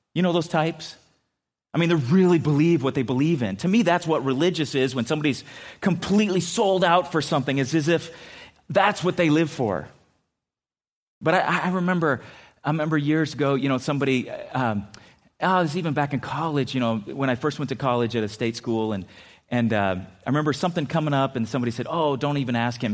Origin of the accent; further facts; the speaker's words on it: San Diego, California, United States; moved away; also born or lived in Minnesota; I grew up in San Diego